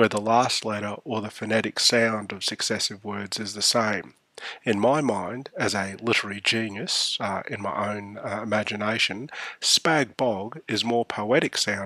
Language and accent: English; Australia; also born or lived in Canberra; We're Australian, not American.